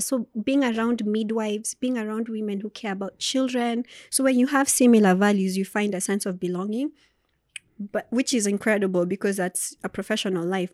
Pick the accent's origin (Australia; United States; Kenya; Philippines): Kenya; Turi, Nakuru County; moved away; also born or lived in Nyeri / Naivasha / Nairobi; I grew up in Turi